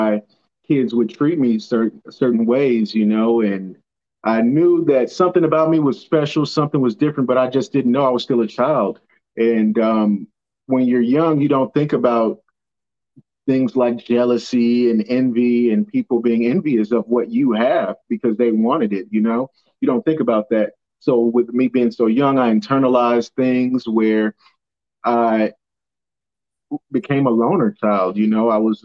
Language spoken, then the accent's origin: English; Miami, Florida, United States; also born or lived in St. Louis, Missouri; at the age of 9 years old, we left St. Louis And we moved to Miami, Florida